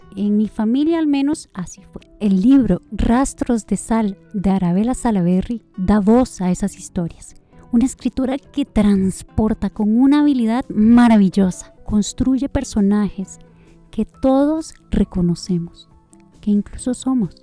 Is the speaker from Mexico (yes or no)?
no; Costa Rica; le hablo como mujer, como mujer costarricense